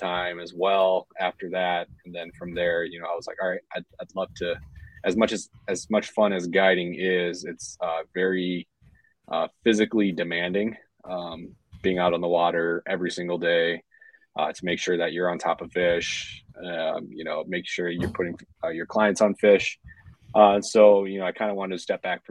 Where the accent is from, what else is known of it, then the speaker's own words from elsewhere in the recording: St. Paul, Minnesota, United States; I'm from born and raised Minnesota. I would say St. Paul is probably my home more so than Minneapolis is.